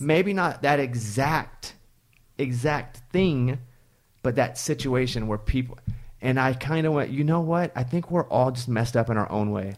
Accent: Mountain Pine, Arkansas, United States; moved away; also born or lived in Texas; I grew up in Arkansas

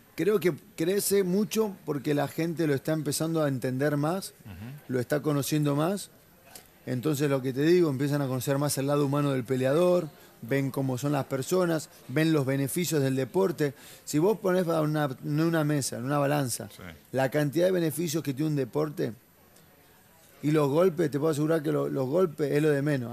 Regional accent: La Plata, Buenos Aires Province, Argentina; moved away as an adult; also born or lived in Brazil; now in United States; yo arranqué acá en mi ciudad natal, que es La Plata. Yo viví toda mi vida en La Plata hasta los 20 años de, edad

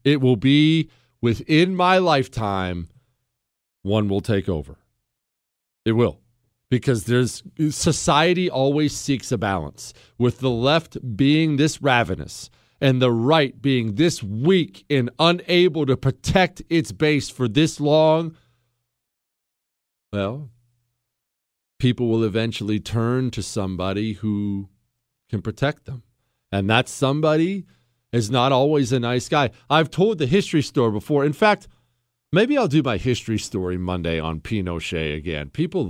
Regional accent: Montana, United States; moved away; I loved growing up in Montana. It was a healthy existence. The air is clean. The mountains are beautiful.

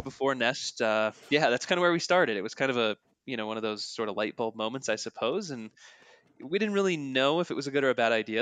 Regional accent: north of Denver, Colorado, United States; We grew up in Colorado together, north of Denver

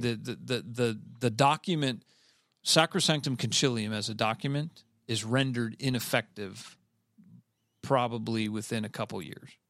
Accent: Cleveland, Ohio, United States; I'm from Cleveland, Ohio

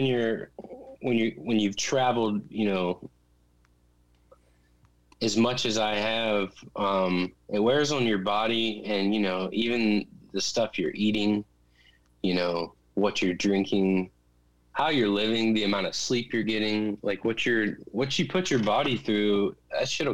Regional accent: Clemmons, North Carolina, United States; now in Nashville, United States; We grew up together in Clemens, North Carolina

